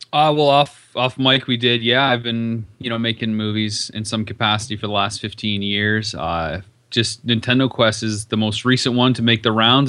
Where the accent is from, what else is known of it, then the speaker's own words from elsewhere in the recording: London, Ontario, Canada; now in Las Vegas, United States; I'm from London, Ontario